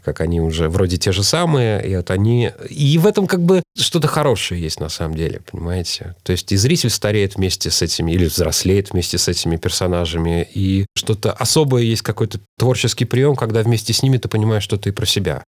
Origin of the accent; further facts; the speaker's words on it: Moscow, Russia; Хотя сам я родился в Кузьминках, я родился вообще на таких индустриальных окраинах города.